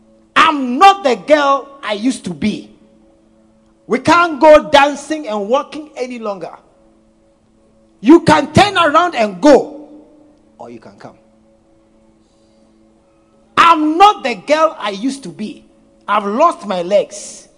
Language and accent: English; Volta, Ghana; I'm from Volta region. Look at that.